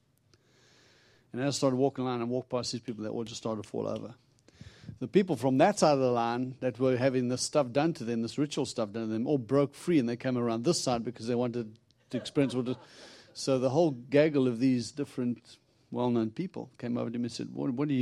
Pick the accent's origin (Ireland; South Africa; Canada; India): South Africa; moved away as an adult; now in United States; where I come from originally, I'm from South Africa. I've been in America now 20 years